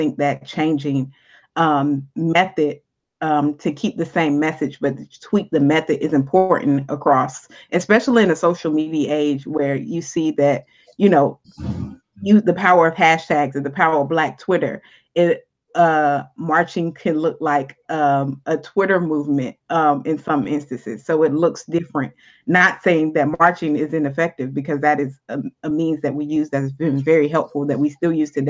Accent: Jacksonville, Florida, United States; born or raised there

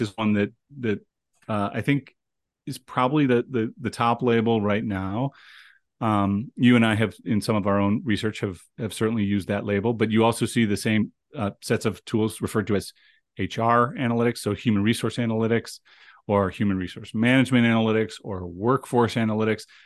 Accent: Cleveland, Ohio, United States; now in Rochester, United States; Cleveland, Ohio, which is my hometown.

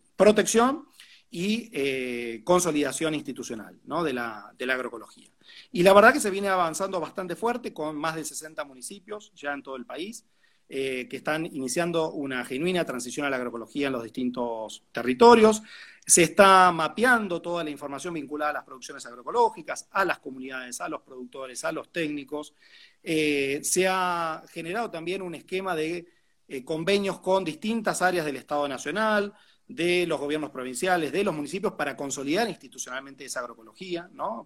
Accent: Argentina; nuestro país

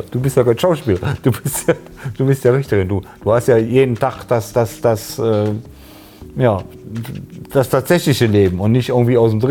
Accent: Cologne, North Rhine-Westphalia, Germany; Und äh, ich finde das so, so, so, so als Kölner, ne?

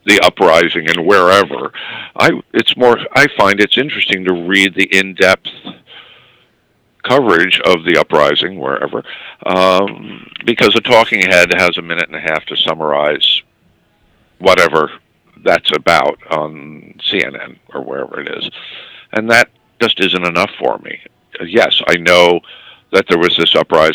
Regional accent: New York, United States; It's my hometown newspaper

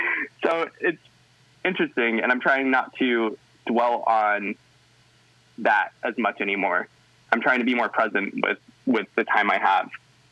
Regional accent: Northwest, United States; I grew up in the Northwest, which a lot of people are like, yeah, liberal, yeah, wonderful. But wasn't the case in my hometown, wasn't the case where I was growing up.

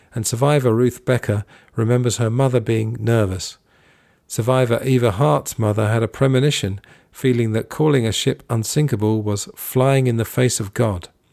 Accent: England, United Kingdom; when I was growing up in England

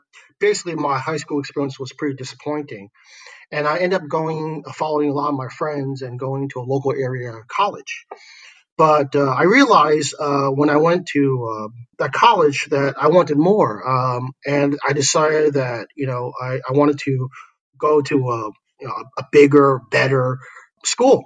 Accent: New York City, New York, United States; moved away as an adult; now in Shanghai, China; I grew up in Brooklyn, New York, and Williamsburg, actually, before it became this hipster place

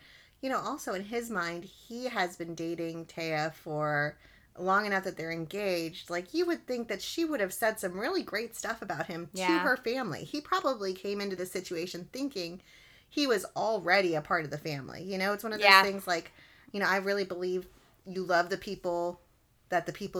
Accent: Texas, United States; I'm from Texas, and people from Texas love Texas.

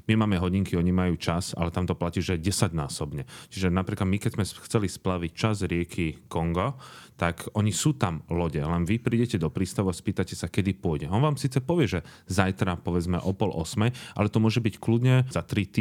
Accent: Slovakia; Chcem len povedať, že sme určite neboli prví Slováci, ktorí boli v Kongu, ale boli sme prví, ktorí sme prešli z východu smerom na západ.

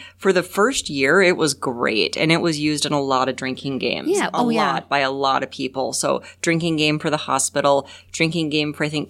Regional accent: Fairbanks, Alaska, United States; I'm from Fairbanks.

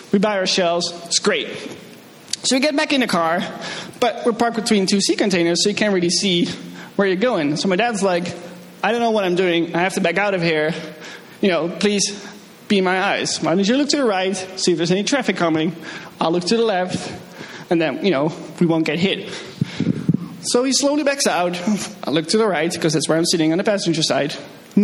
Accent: Netherlands; moved away; I'm from the Netherlands

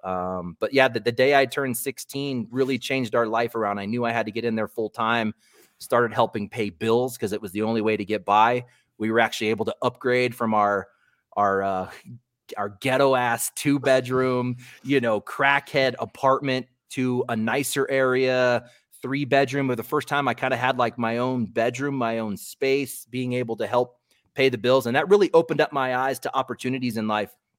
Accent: Colorado, United States; I was born in Colorado

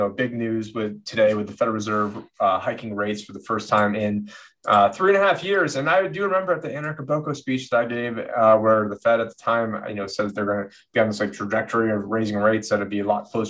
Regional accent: Syracuse, New York, United States; growing up in Syracuse, there's really nothing going on in Syracuse besides basketball.

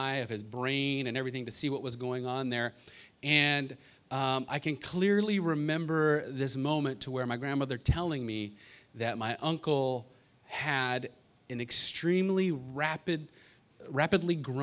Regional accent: Los Angeles, California, United States; I grew up out here, I grew up in the Valley

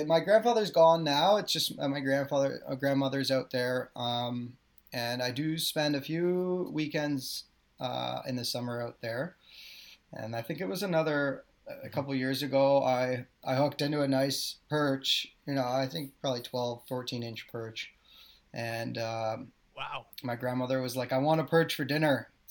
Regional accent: Snake Island, Ontario, Canada; but I grew up on Snake Island on Lake Simcoe.

